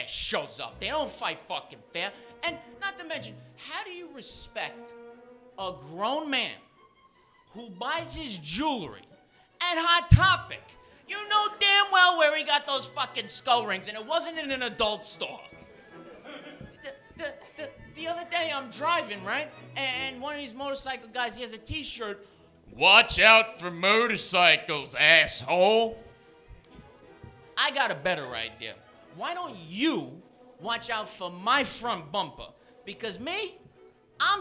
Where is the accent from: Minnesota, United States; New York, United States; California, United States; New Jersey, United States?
New York, United States; moved away; also born or lived in Los Angeles; I'm from New York, but I was living in Los Angeles